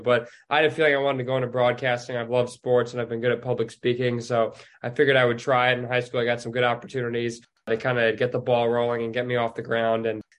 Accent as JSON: {"language": "English", "region": "Connecticut", "country": "United States", "moved": "as an adult", "lives_now": "Bloomington, United States", "said": "I'm from Connecticut, so there's the elephant in the room, 13 hours away."}